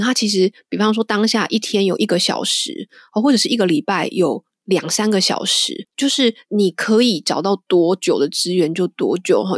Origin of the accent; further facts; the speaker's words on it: Taiwan; now in London, United Kingdom; 我们台湾人的家庭